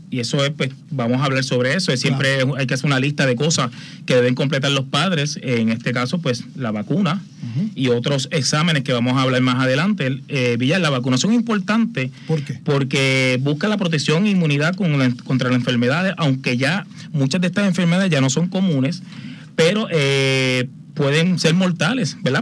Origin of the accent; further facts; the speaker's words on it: Aguas Buenas, Puerto Rico; Yo salgo, yo soy de Agua Buena, natural.